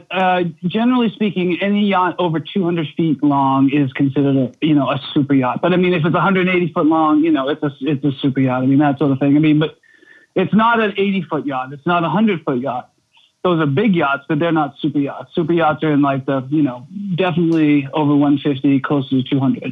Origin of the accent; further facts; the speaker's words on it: Norwell, Massachusetts, United States; also born or lived in Belmont, Massachusetts; I grew up in Norwell, which is about 45 minutes south on the coast in Massachusetts